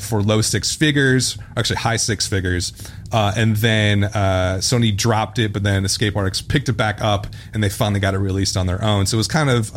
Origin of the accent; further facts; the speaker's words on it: Midwest, United States; we're from the Midwest.